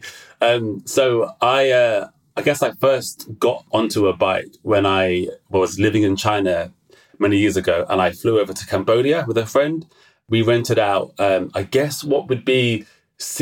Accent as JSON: {"language": "English", "region": "London", "country": "United Kingdom", "said": "I'm from London, England."}